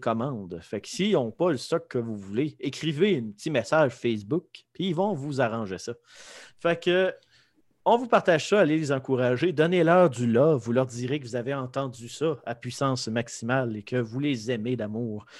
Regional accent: Lévis, Quebec, Canada; je viens de Lévis

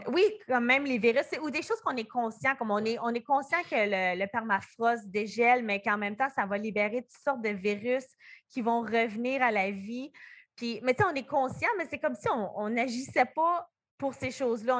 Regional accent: New Brunswick, Canada; on vient comme du Nouveau-Brunswick

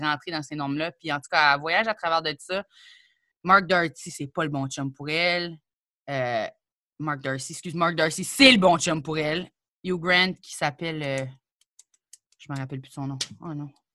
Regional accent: New Brunswick, Canada; moved away as an adult; now in Quebec, Canada; je suis arrivée au Québec puis je venais du Nouveau-Brunswick

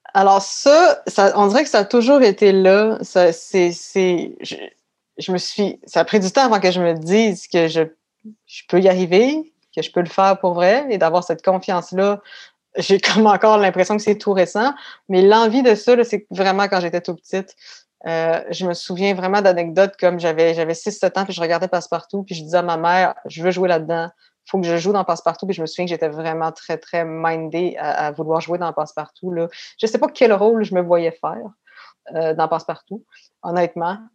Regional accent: Quebec City, Quebec, Canada; also born or lived in Paris, France / England; Je suis née à Québec et j'ai grandi principalement à Beauport communément appelé Beauport Beach

